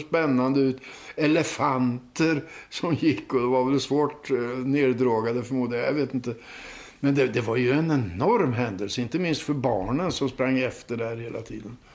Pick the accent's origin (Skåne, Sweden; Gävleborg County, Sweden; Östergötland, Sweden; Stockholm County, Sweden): Östergötland, Sweden; Linköping; När jag var barn i Linköping